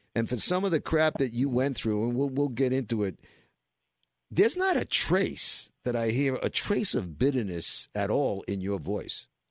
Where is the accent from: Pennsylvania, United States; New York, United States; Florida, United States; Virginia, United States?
New York, United States; New York City; we're kids from Brooklyn